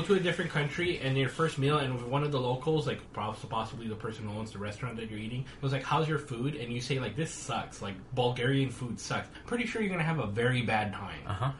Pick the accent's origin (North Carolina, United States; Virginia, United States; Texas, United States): Texas, United States; moved away; I'm from Texas, and I know barbecue.